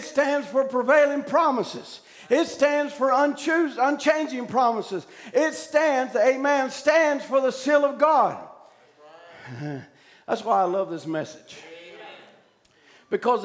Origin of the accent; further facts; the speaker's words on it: United States; as an American citizen